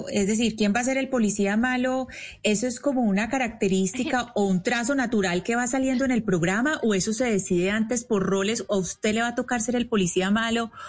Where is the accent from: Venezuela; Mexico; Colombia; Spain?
Colombia; y ahí entonces le pregunto yo, como colombiana, ¿cuál es la diferencia de la Voz Kids Colombia con las eh, otras Voz Kids en donde usted ha estado en Estados Unidos?